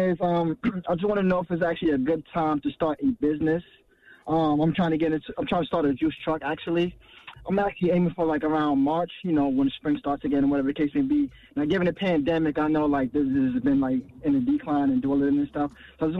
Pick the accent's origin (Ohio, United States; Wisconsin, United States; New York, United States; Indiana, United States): New York, United States; Bronx; obviously, and I'm also from the Bronx as well.